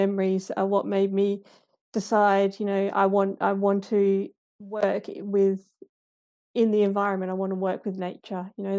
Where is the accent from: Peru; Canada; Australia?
Australia; Perth, Western Australia; moved away as an adult; now in Ireland; So I grew up in the Perth suburbs, and when I was little, growing up in the Perth suburbs for me wasn't so much about nature because there wasn't a lot of nature around me.